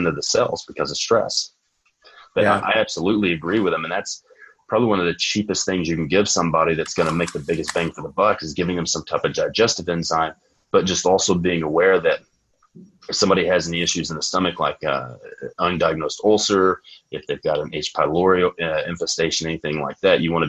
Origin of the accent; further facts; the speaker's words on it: Texas, United States; I'm from Texas, so it's going to be Friday Night Lights. So we all start training really early for football.